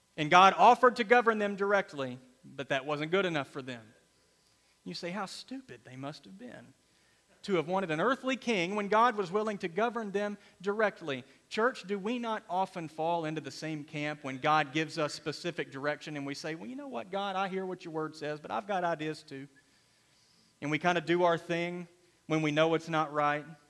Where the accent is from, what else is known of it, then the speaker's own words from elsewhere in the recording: United States; We are Americans secondarily. We are Christians primarily.